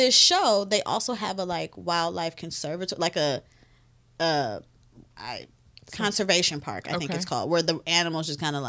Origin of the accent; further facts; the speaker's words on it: Cleveland, Ohio, United States; But I'm from Cleveland.